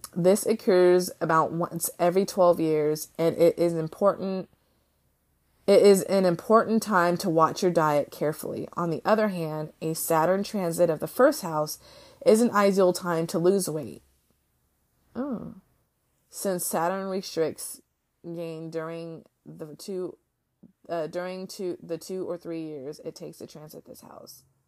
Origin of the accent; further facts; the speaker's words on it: United States; I can only talk as an American woman